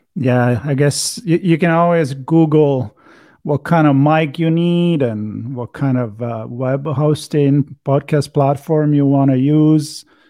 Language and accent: English; Italy; accent: Italian; my Italian accent